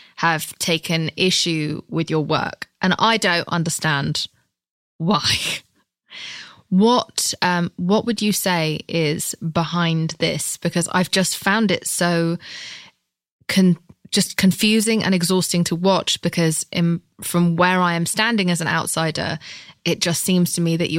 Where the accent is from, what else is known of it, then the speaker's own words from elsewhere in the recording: United Kingdom; I'm British